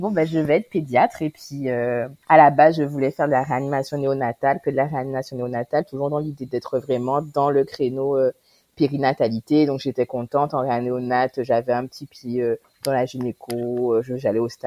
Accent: Guadeloupe; j'ai 32 ans, je suis guadeloupéenne. Je vis maintenant en Guadeloupe

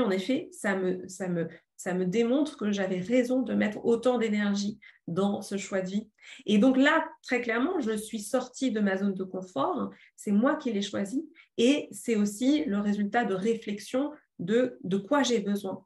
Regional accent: Paris, Île-de-France, France; moved away as an adult; Je suis parisienne, je suis urbaine

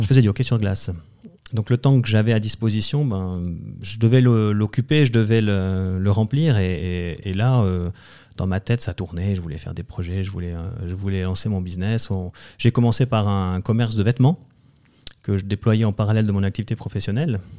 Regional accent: Valais, Switzerland; je suis originaire du canton du Valais

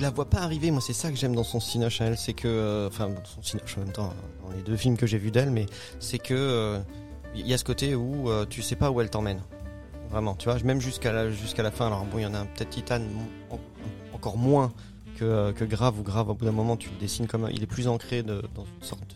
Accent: Alsace, Grand Est, France; ça m'a touché en tant qu'Alsacien

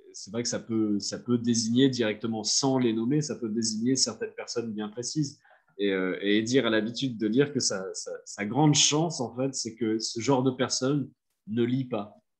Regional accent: France; en tant que Français

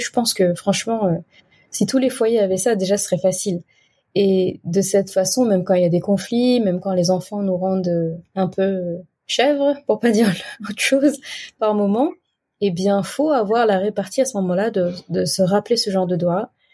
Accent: Senegal; Chez nous, au Sénégal

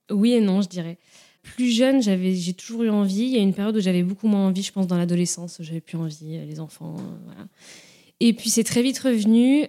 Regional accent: Nantes, Pays de la Loire, France; moved away as an adult; now in Rennes, France; je viens de Nantes, je suis à Rennes depuis 3-4

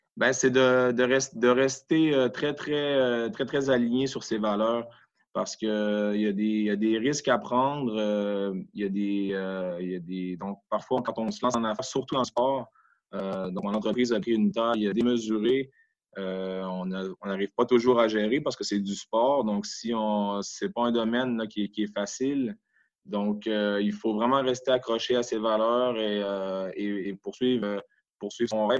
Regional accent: Quebec, Canada; also born or lived in Geneva, Switzerland; now in Switzerland; chez nous, au Québec

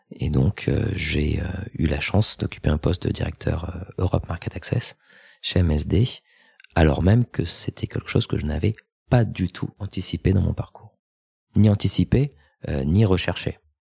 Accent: France; moved away as an adult; also born or lived in United States; mon pays d'origine, donc la France.

